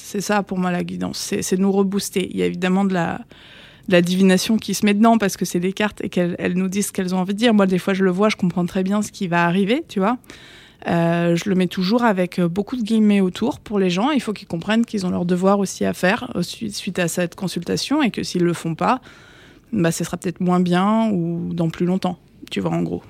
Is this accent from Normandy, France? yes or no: yes; Le Havre, Normandy, France; moved away as an adult; also born or lived in Paris region; now in Paris, France; je suis normande